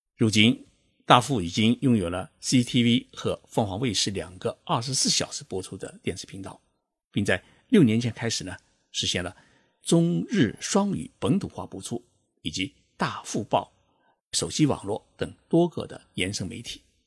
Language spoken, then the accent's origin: Chinese; China; 我们中国人的月工资啊，大概只有五百块人民币